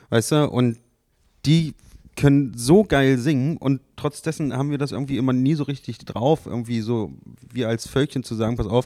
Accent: Magdeburg, Saxony-Anhalt, Germany; So, ich bin in Magdeburg geboren, ich bin hier aufgewachsen, ich habe jetzt hier gebaut, so weißt du, ich werde auch, werd auch hier bleiben

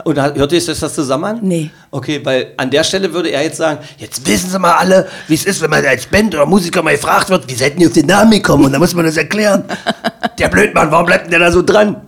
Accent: Magdeburg, Saxony-Anhalt, Germany; ich als Magdeburger Kind

